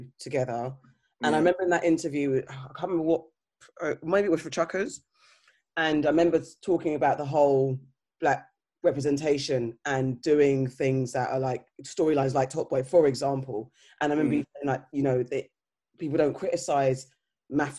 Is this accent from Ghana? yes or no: yes; Ghana; being Ghanaian